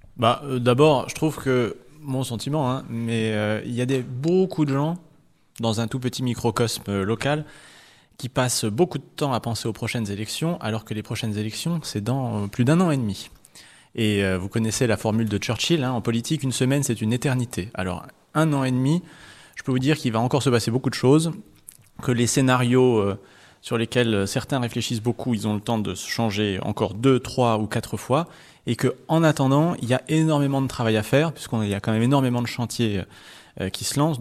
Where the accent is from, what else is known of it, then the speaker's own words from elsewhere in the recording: Nogent-le-Rotrou, Centre-Val de Loire, France; chez nous dans le Perche ou à Nogent-le-Retrou